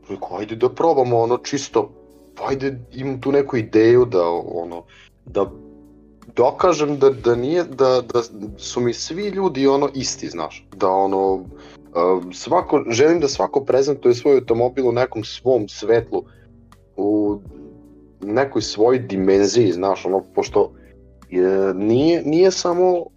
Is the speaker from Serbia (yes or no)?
yes; Novi Bečej, Vojvodina, Serbia; dolazim iz Novog Bečeja, 94. godište.